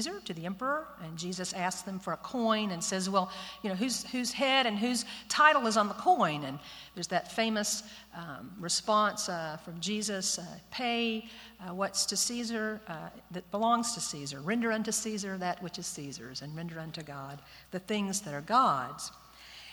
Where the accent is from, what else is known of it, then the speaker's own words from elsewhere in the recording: Austin, Texas, United States; I'm a Texan, folks. I'm from Austin, just right down the road